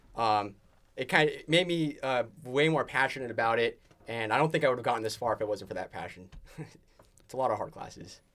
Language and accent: English; San Jose, California, United States; moved away as an adult; also born or lived in Boulder Creek, California; now in Oregon, United States; I'm from the Bay Area, San Jose, represent. Um, uh, was raised first two years of my life in Boulder Creek, so it's in the mountains. Uh, up from San Jose. Um, and then we moved down into the valley, uh, two thousand five-ish. Um, and then, uh, high school throughout there.